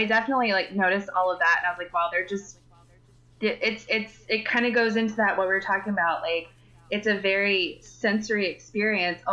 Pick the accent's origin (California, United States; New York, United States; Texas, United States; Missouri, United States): Texas, United States; I am from Texas